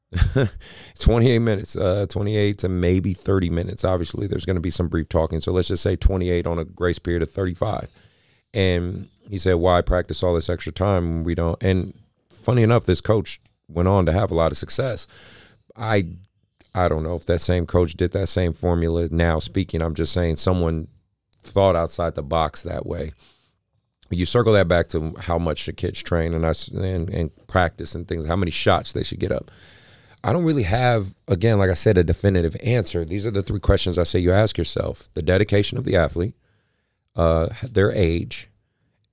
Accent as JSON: {"language": "English", "area": "San Francisco Bay Area", "region": "California", "country": "United States", "tie": "born or raised there", "said": "my hometown"}